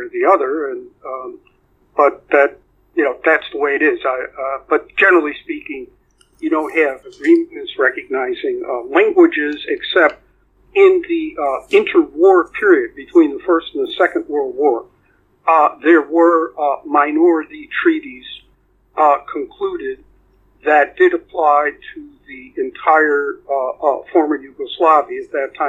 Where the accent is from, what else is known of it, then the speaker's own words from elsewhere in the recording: United States; I'm just speaking here as an American